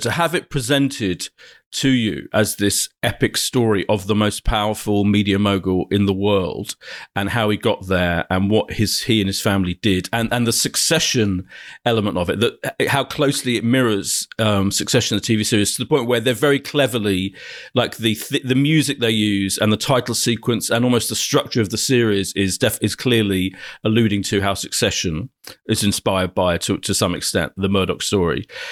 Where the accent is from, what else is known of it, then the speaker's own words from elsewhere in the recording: Ilford, London, United Kingdom; also born or lived in Clapton, London; Ilford in Essex is where I grew up